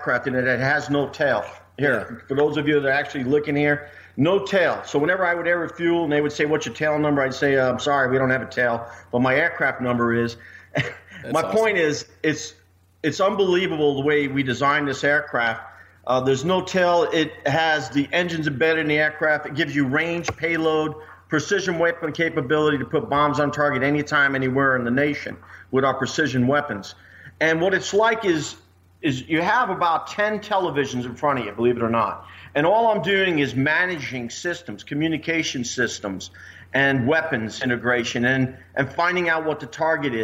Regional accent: New York City, New York, United States; moved away as an adult; now in Missouri, United States; I was born in Brooklyn, New York. And I love the city. But when I came out here with the B-2s in 94, I ended up calling Missouri my home

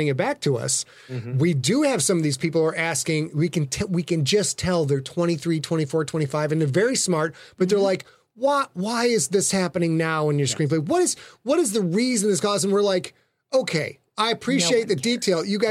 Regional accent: Sheboygan, Wisconsin, United States; I'm from Sheboygan

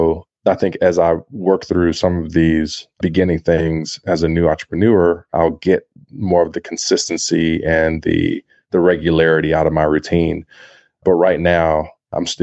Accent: Compton, California, United States; growing up in a poor place, in a place like Compton

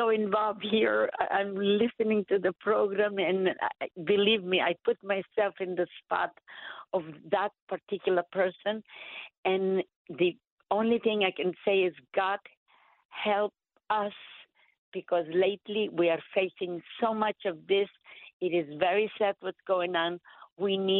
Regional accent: Greece; now in United States; I am an immigrant from Greece

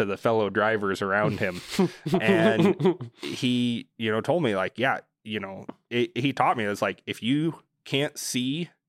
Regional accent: United States; You know, I'm pretty American.

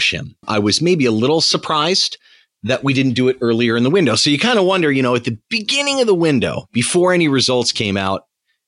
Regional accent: United States; being an American

